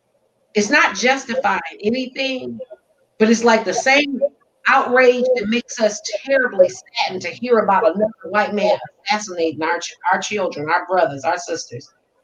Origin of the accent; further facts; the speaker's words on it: Detroit, Michigan, United States; I'm from Detroit, and I've never known black folks to carry guns.